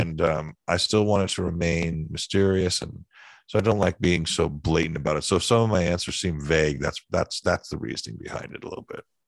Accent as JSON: {"language": "English", "area": "East Bay Area", "region": "California", "country": "United States", "tie": "born or raised there", "said": "I grew up in the Bay Area and East Bay Area, California and Northern California"}